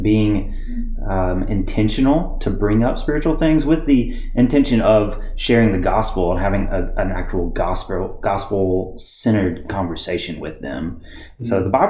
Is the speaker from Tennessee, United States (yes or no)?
yes; East Tennessee, United States; moved away as an adult; now in Clemson, United States; I was born and raised in East Tennessee